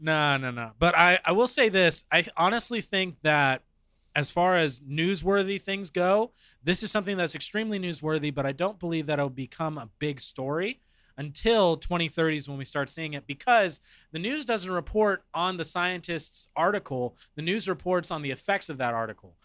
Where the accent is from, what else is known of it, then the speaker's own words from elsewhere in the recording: Arizona, United States; I was born and raised here in Arizona